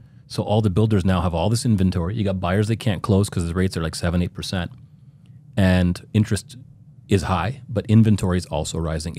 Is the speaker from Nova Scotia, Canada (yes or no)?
no; Ottawa, Ontario, Canada; Yeah, born and raised in Ottawa, Canada.